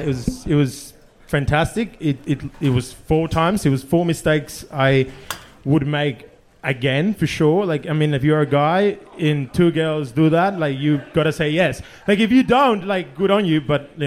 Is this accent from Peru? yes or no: yes; Peru; It's just I'm from Peru, so we like to drink.